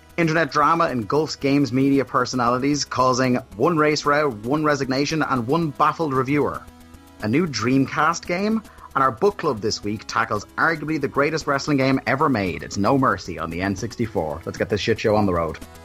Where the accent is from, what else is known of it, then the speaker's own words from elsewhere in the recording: Ireland; growing up in Ireland